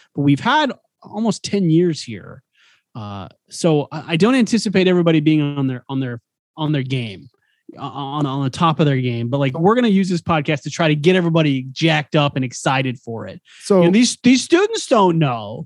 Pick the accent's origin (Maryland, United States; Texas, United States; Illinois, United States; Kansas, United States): Kansas, United States; Garden City; I grew up in Garden City, Kansas, Western Kansas